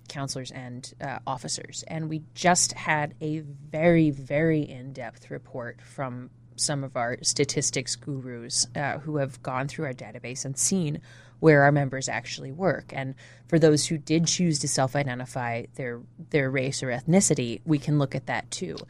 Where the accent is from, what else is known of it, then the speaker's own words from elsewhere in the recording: New Jersey, United States; moved away; also born or lived in Toledo, Ohio / Illinois; I grew up in New Jersey, uh, South Jersey outside of Philadelphia